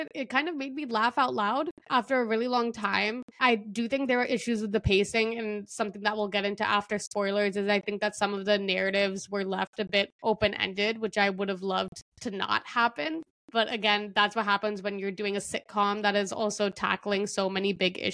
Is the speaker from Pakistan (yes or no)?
yes; Pakistan; moved away; also born or lived in Qatar; I'm a Pakistani Muslim